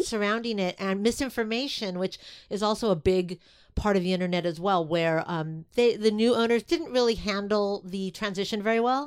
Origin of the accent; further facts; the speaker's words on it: Los Angeles, California, United States; I grew up in Silver Lake